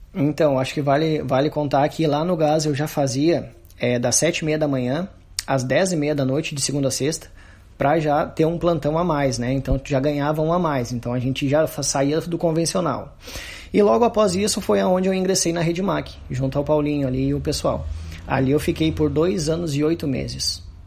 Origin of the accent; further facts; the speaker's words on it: Santo Antônio da Patrulha, Rio Grande do Sul, Brazil; also born or lived in Osório; eu nasci na cidade de Osório, mas foi só o nascimento mesmo. E me criei na nossa comunidade do Morro Grande, que é aqui distrito de Santo Antônio da Patrulha